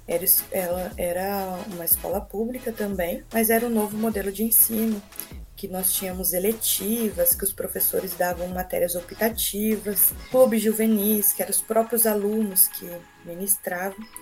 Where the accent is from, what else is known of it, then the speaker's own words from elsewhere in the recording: Americana, São Paulo, Brazil; moved away as an adult; also born or lived in Rondonópolis, Mato Grosso; Eu sou natural de Americana, São Paulo, viajei bastante para estudar.